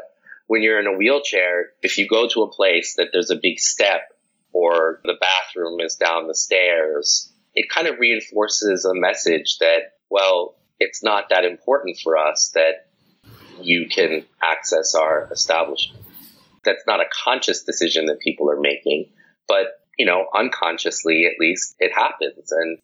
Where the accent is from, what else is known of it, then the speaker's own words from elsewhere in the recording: New York City, New York, United States; moved away; I'm from New York City